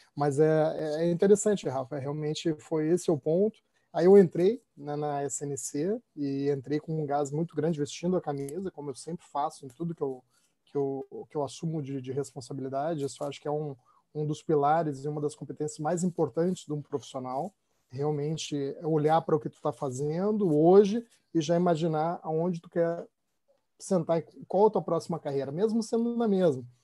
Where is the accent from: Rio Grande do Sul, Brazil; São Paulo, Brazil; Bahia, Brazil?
Rio Grande do Sul, Brazil; eu sou gaúcho